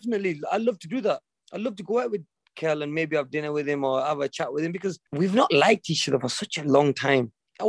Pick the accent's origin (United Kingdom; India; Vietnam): United Kingdom; England; I'm from England